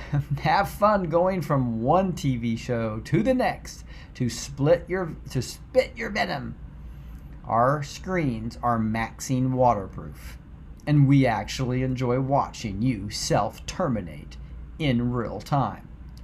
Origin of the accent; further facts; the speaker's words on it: Idaho, United States; I'm from Idaho